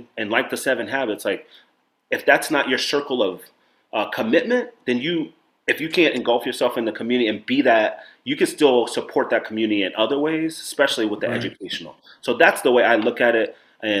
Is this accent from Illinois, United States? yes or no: yes; Chicago, Illinois, United States; also born or lived in Nebraska / New York; since I'm from Chicago to New York, or Chicago to Nebraska to New York